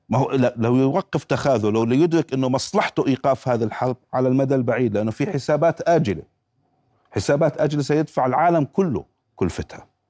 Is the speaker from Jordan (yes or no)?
yes; Jordan; من هون عندنا في الاردن